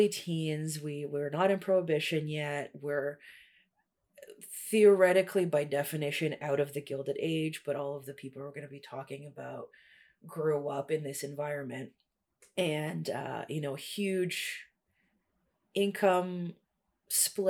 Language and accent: English; Toronto, Ontario, Canada; also born or lived in Russia; I am in Toronto, originally an immigrant kid from Russia, moved here in 97 and have lived in Toronto all of my life